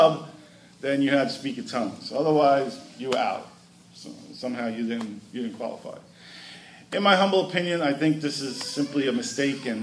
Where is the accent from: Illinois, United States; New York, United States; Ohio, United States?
New York, United States; New York City; I grew up in Brooklyn, New York